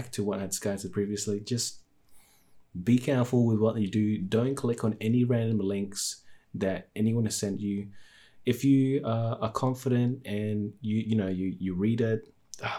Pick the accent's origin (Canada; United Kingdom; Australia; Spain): Australia; I'm from Australia